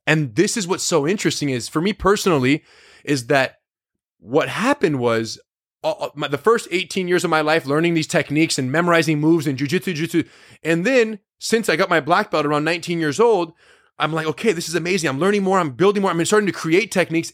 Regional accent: United States; being American-born

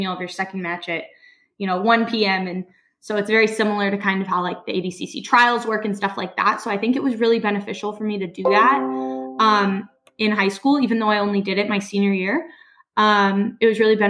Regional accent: Denver, Colorado, United States; moved away as an adult; now in New Jersey, United States; I grew up in Denver, Colorado. I was born there and I live in New Jersey now. I moved here about 2 years ago.

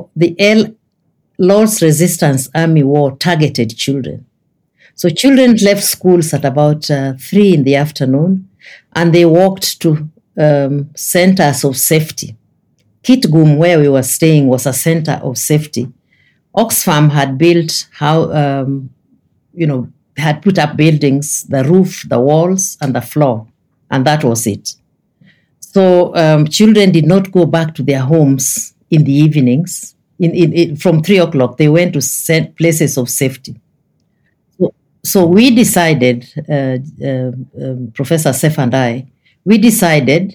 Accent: Kenya; as a Kenyan

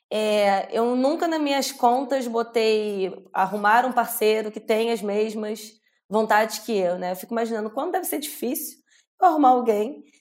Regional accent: Brazil; now in Australia; no que a gente passa como brasileiros aqui, porque a gente vem real achando que vai ser muito fácil.

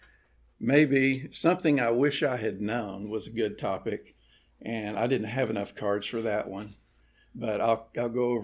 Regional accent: Alvarado, Texas, United States; I born and raised in the Alvarado area. Been there all my life

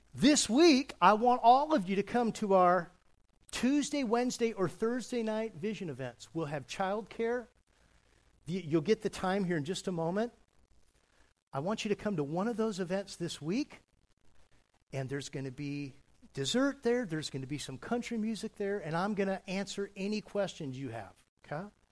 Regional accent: California, United States; I was raised in California

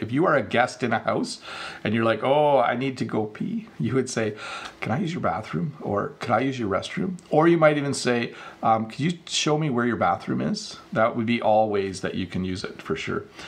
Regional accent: Canada; me being of Dutch descent, you know, I was born in Canada, but my parents came from Holland

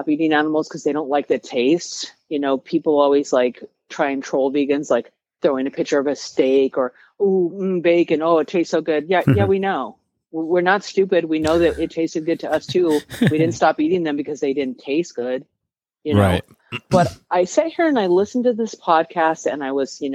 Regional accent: Colorado, United States; I'm from Colorado. Okay. I'm from cattle country

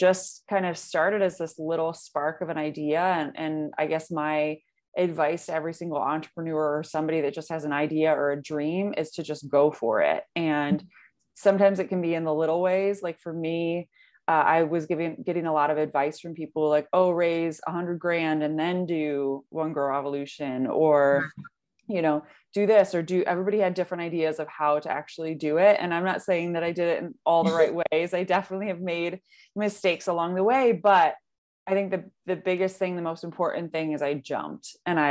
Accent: Detroit, Michigan, United States; also born or lived in Washington, D.C.; come back to my home, come back to Michigan, move back to Detroit

